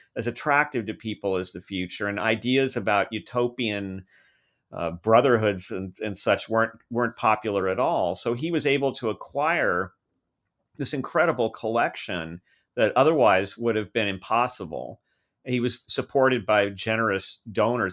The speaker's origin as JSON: {"language": "English", "country": "United States", "tie": "born or raised there", "said": "growing up in American schools"}